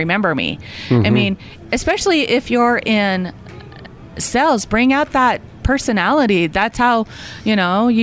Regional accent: Roosevelt, Utah, United States; now in Erie, United States; I was born and raised in Roosevelt, Utah, so the Green River Basin.

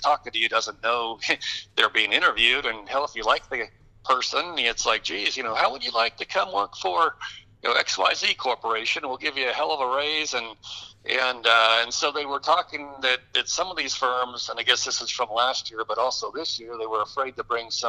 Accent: Detroit, Michigan, United States; I grew up in the Detroit area

